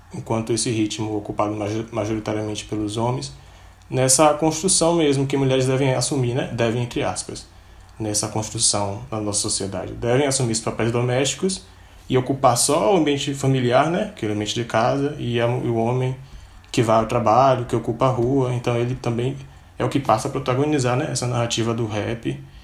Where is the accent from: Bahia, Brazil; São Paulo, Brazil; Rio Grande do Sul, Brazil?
Bahia, Brazil; Cachoeira; vinda diretamente de Cachoeira, que também é minha terra natal